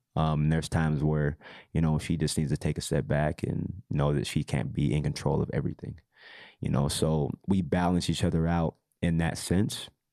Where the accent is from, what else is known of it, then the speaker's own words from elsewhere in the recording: Utah, United States; growing up in Utah